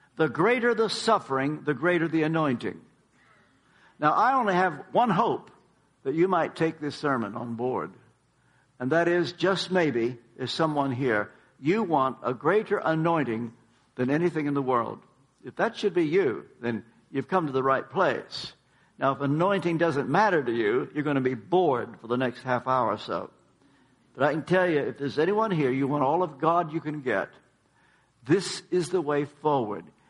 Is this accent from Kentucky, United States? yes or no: yes; Kentucky, United States; now in Tennessee, United States; we now live in Tennessee. I am from Kentucky